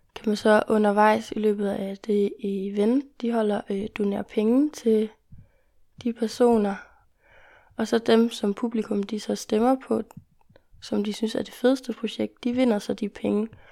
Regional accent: Jutland, Denmark; når vi kommer fra Jylland, fra en lidt mindre

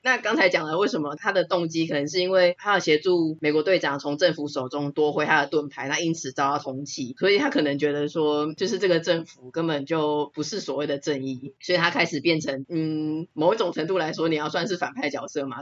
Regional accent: Taiwan; 我觉得应该算是我们台湾人很幸福啦

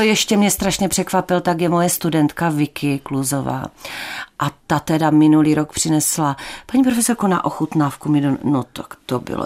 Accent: Ostrava, Moravian-Silesian Region, Czechia; also born or lived in Opava / Kobeřice; já jsem se narodila v Opavě, tam jsem strávila asi dvoje Vánoce, které si samozřejmě nepamatuju. A pak jsme se přestěhovali asi na tři roky nebo mm, tak nějak do Kobeřic. Mm, a z těch kobeřic jsme se potom přestěhovali už do Poruby a tam jsem v podstatě do dneška

